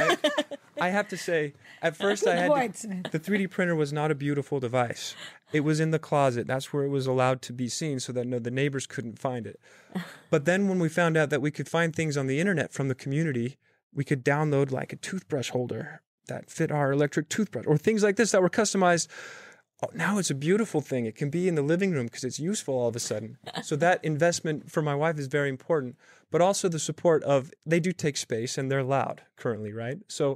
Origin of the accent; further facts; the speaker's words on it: Salt Lake City, Utah, United States; also born or lived in Bay Area; now in New York, United States; I'm 8 months into New York, by the way. I moved here from the Bay Area, originally from Salt Lake City.